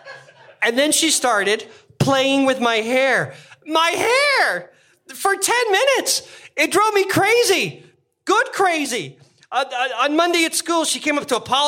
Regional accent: Toronto, Ontario, Canada; I grew up in Toronto

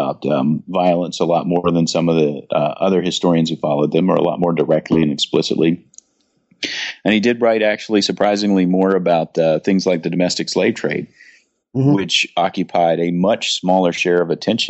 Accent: Durham, North Carolina, United States; I grew up in Durham, North Carolina, in an era, the 1970s and 1980s

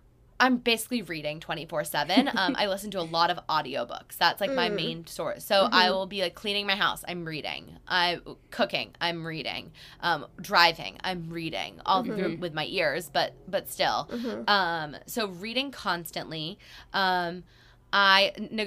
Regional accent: Massachusetts, United States; I'm from Massachusetts.

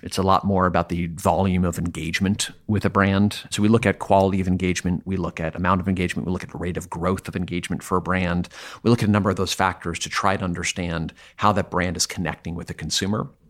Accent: Vermont, United States; I'm from Vermont

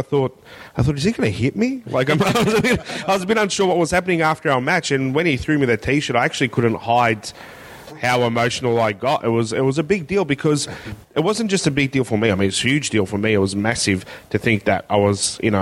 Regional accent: Melbourne, Victoria, Australia; I went to a school in the northern suburbs of Melbourne

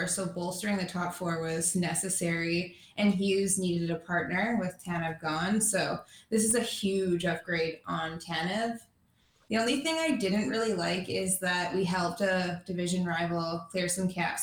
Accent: PoCo, suburb of Vancouver, British Columbia, Canada; I'm from the suburbs. I'm from Pocos, like a suburb of Vancouver

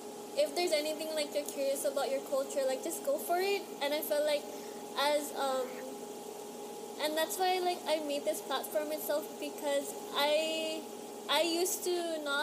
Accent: Oahu, Hawaii, United States; I'm from Oahu.

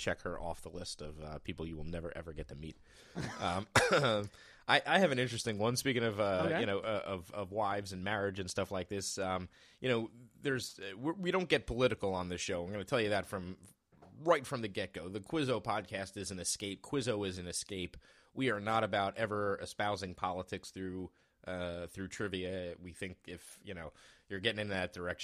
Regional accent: Washington, District of Columbia, United States; also my birthplace. If you're ever curious, I was born in the United States, but not in any state

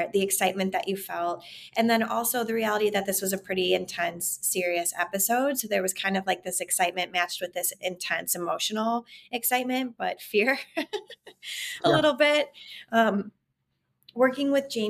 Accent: Chicago, Illinois, United States; moved away as an adult; now in Los Angeles, United States; Chicago is my hometown

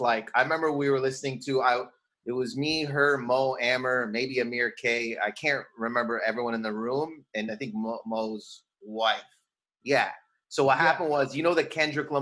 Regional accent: Windsor, Ontario, Canada; moved away as an adult; also born or lived in Toronto / New York; now in Los Angeles, United States; I grew up in Windsor, Ontario, which is on the border of Detroit.

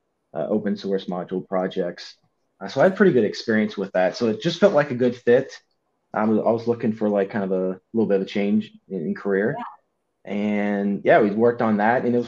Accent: Louisville, Kentucky, United States; Come from Louisville, Kentucky

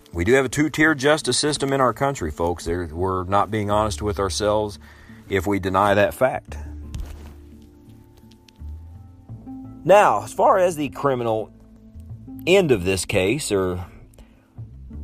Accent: Illinois, United States; my home state of Illinois

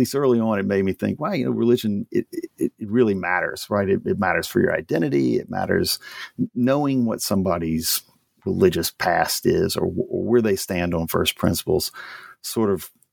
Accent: Louisiana, United States; So I grew up in Louisiana, family's all from there.

